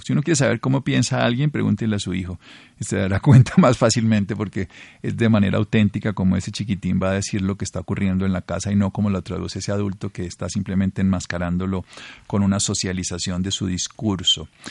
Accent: Colombia; como colombianos

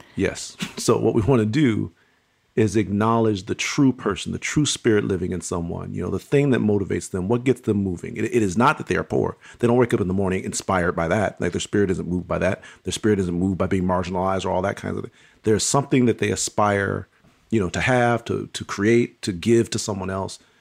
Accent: Pontiac, Michigan, United States; I was born and raised in Pontiac, Michigan.

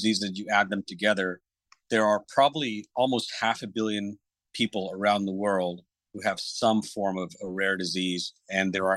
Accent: Fort Worth, Texas, United States; I grew up in Fort Worth, Texas

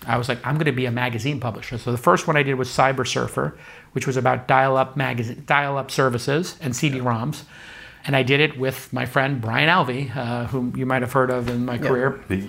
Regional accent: Brooklyn, New York, United States; I grew up in Brooklyn.

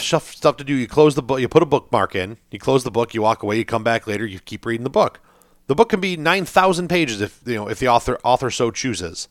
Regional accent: United States; as an American

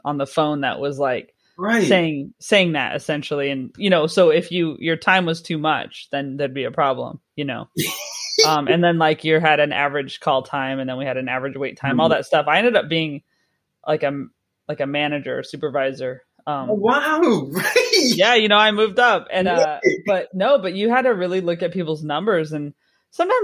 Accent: California, United States; moved away; I'm from California, so basically it's pretty generic as far as an accent goes

